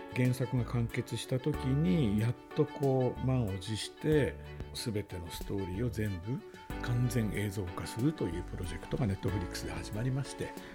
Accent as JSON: {"language": "Japanese", "town": "Hachinohe", "region": "Aomori", "country": "Japan", "tie": "born or raised there", "said": "僕自身もその青森の出身で、まあ、あの八戸なんですけどね"}